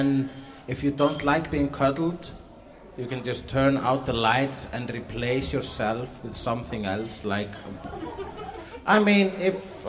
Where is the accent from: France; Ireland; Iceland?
Iceland; moved away; I'm a comedian from Iceland.